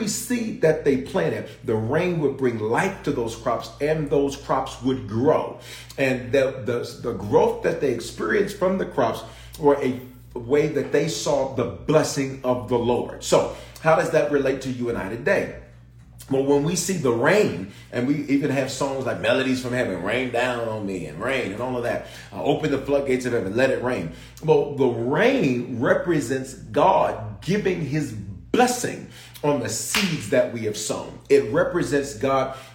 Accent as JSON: {"language": "English", "town": "Memphis", "region": "Tennessee", "country": "United States", "tie": "born or raised there", "also_born_or_lived": "Denver, Colorado", "said": "I was born in Denver, raised in Memphis, reared in Memphis"}